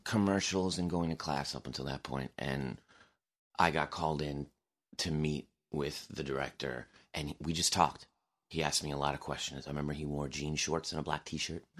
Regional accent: Long Island, New York, United States; I was from Long Island.

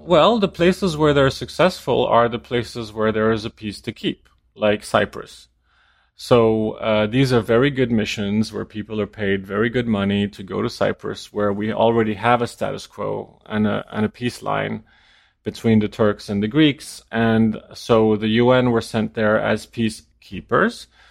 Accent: Denmark; moved away; also born or lived in New York; I'm from Denmark

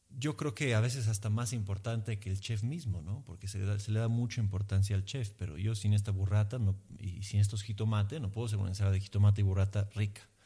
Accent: Emilia-Romagna, Italy; Spanish is a second language; moved away as an adult; now in Mexico City, Mexico; fuera de mi tierra de Emilia

